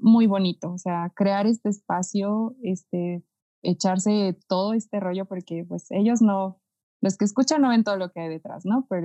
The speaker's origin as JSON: {"language": "Spanish", "country": "Mexico", "said": "porque yo soy de aquí, de Swifting, y yo soy de México"}